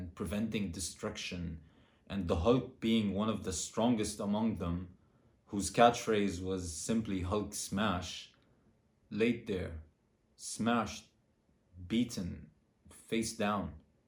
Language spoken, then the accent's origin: English; Beirut, Beirut Governorate, Lebanon; now in Turkey; I am from Beirut, Lebanon, and I have recently relocated to Turkey.